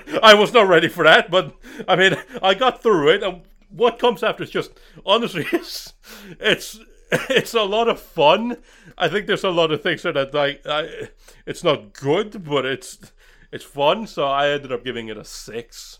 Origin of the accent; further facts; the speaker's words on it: Norway; I'm from Norway